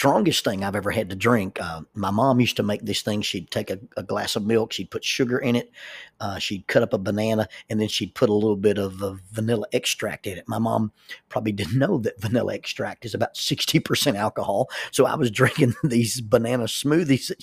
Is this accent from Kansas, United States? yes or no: no; Oxford, Alabama, United States; I grew up in Oxford, Alabama